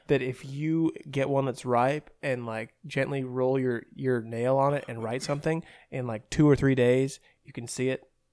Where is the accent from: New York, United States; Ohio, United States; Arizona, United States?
Ohio, United States; Berea; I'm from Berea, which is right outside Cleveland